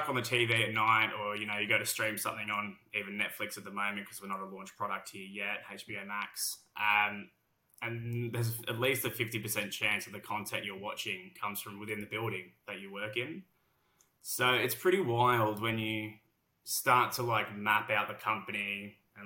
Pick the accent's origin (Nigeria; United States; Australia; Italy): Australia; accent: heavy Australian; moved away as an adult; now in London, United Kingdom; Despite my heavy Australian accent